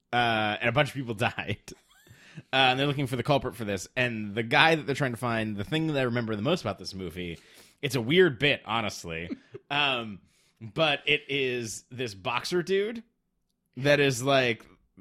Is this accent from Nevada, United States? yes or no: yes; Las Vegas, Nevada, United States; I grew up in Las Vegas.